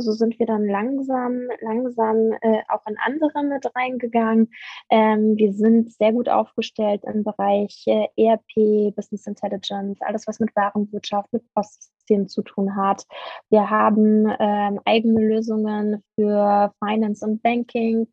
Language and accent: German; Berlin, Germany; Ich bin ähm, Berlinerin